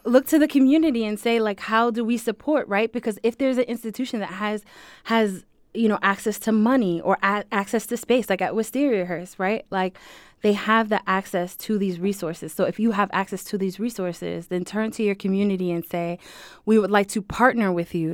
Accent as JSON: {"language": "English", "town": "Springfield", "region": "Massachusetts", "country": "United States", "tie": "born or raised there", "said": "I'm born and raised in Springfield, here in Springfield"}